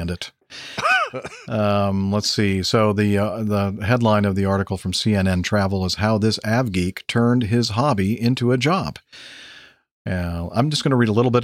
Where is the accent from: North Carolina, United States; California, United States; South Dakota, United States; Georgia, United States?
South Dakota, United States; moved away; my home state, Sa, South Dakota